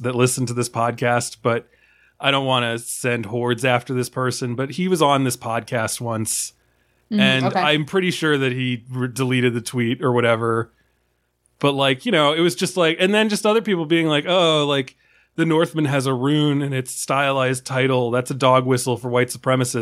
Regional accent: Maryland, United States; I grew up in Maryland

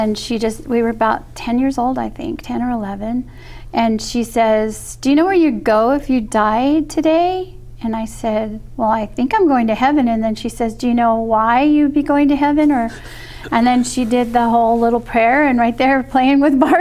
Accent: Los Angeles, California, United States; moved away as an adult; also born or lived in St. George, Utah; I was born in California, West San Fernando Valley in California

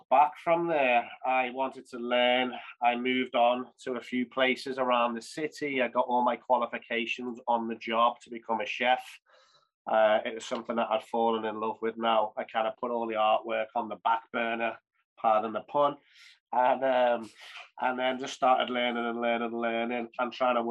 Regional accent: Liverpool, North West England, United Kingdom; Liverpool's my hometown, my passion, my city

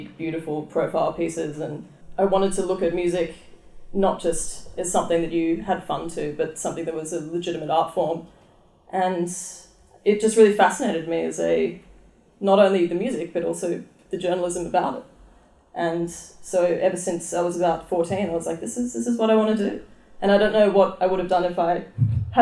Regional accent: Byron Bay, New South Wales, Australia; I grew up in Byron Bay, and I grew up going to Blues Fest every single

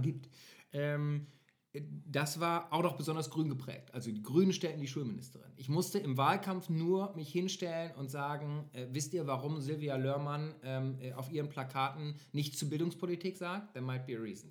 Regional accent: North Rhine-Westphalia, Germany; NRW war immer meine Homebase, klar, ich komme aus NRW

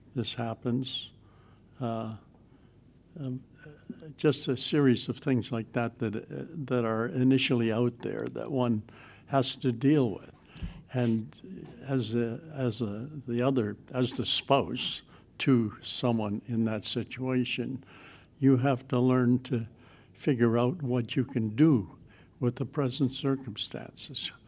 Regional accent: Western Canada, Canada; moved away as an adult; now in Toronto region, Canada; I come from Western Canada

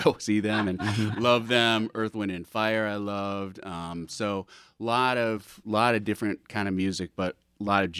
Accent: Chicago, Illinois, United States; I grew up in Chicago listening to a lot of jazz music.

